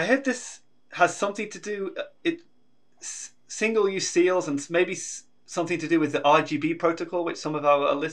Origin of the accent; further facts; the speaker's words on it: United Kingdom; being British